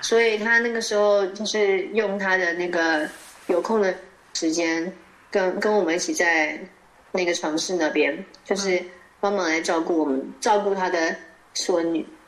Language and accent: Chinese; Taiwan; moved away as an adult; now in Norway; 既然我是台湾来的